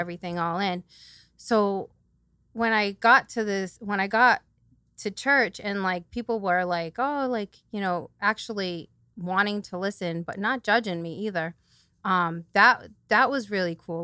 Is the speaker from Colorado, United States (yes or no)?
no; New Bedford, Massachusetts, United States; I'm from New Bedford, so I've lived here my whole life